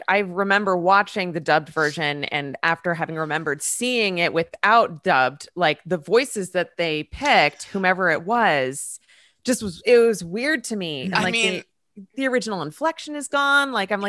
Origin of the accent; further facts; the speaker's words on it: United States; I'm American.